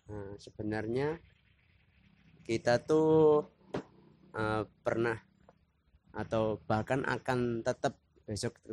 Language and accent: Indonesian; Yogyakarta, Special Region of Yogyakarta, Indonesia; Misalnya uh, kan kita dari Jogja